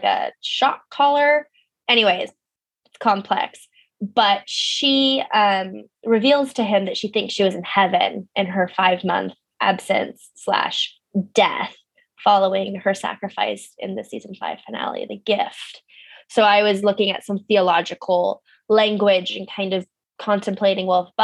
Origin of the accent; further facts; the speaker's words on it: Pasadena, California, United States; moved away; my hometown of Pasadena, California